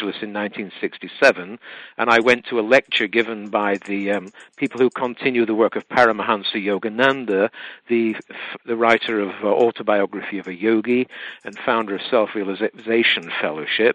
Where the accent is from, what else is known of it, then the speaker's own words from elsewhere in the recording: United Kingdom; moved away; I'm from the UK originally. I'm half Welsh, half English